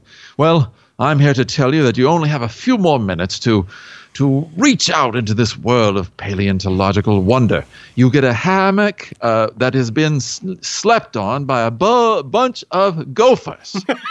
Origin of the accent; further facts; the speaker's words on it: Pennsylvania, United States; Because that's sort of an expression that I used when I was growing up in Pennsylvania.